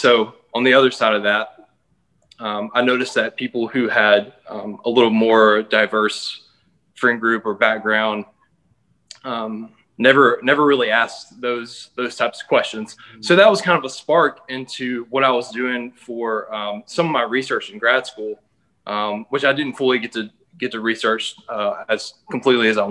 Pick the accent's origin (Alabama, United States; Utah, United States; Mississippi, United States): Mississippi, United States; Columbus; moved away as an adult; now in Atlanta, United States; I moved from Mississippi, where I grew up in a small town called Columbus, to Atlanta